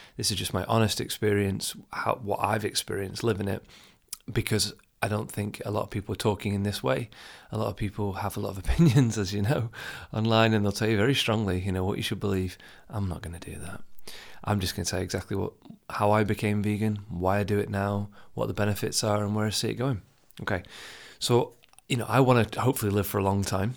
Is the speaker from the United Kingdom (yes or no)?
yes; United Kingdom; being from the U K, I'm not from Asia